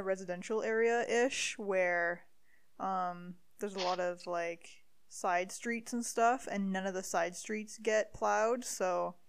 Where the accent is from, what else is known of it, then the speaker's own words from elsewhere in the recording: Timmins, Ontario, Canada; accent: Timmins; Everyone's gonna know I'm from Timmins.